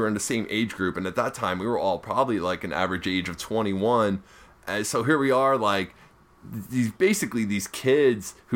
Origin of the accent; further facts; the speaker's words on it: North Bergen, New Jersey, United States; I'm a comic from North Bergen, New Jersey.